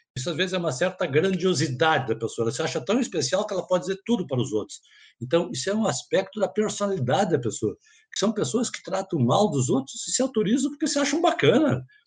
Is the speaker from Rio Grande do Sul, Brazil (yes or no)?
yes; Porto Alegre, Rio Grande do Sul, Brazil; eu sou psiquiatra, sou psicoterapeuta, eu sou de Porto Alegre